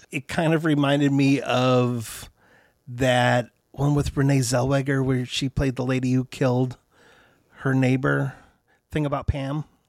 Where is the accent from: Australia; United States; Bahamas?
United States; Troy, Michigan; Troy, Michigan, my hometown